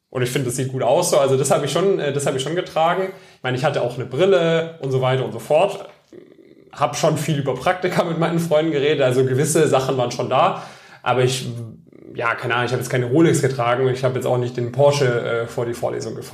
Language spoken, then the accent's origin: German; Metzingen, Baden-Württemberg, Germany; Stuttgart, genau, in, aus Metzingen.